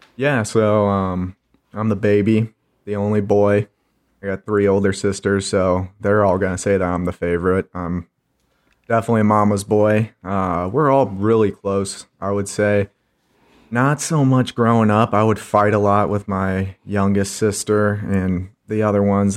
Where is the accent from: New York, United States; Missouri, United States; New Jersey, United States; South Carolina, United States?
Missouri, United States; St. Charles; born and raised in Saint Charles, Missouri, as my dad likes to call it, Charleytown